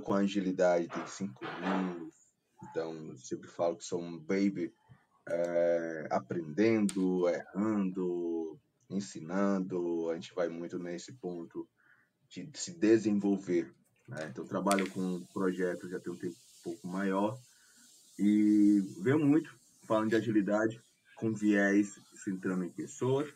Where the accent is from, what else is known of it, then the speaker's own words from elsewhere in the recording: Fortaleza, Ceará, Brazil; sou de Fortaleza, cearense